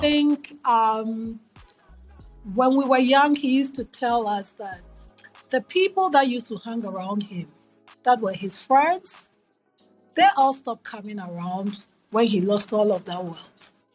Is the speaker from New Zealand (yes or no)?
no; Accra, Greater Accra, Ghana; moved away as an adult; also born or lived in New York City / Philadelphia; now in United States; So growing up in Ghana, I grew up in Accra.